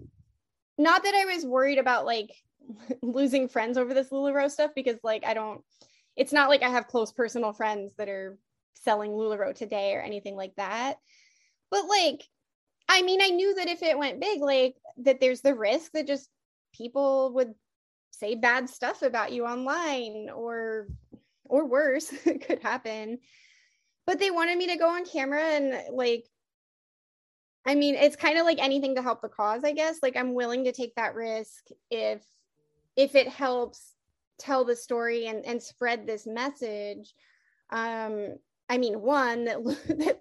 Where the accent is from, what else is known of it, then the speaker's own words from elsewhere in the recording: Seattle, Washington, United States; I don't actually live in Seattle, but I mean, I am from Seattle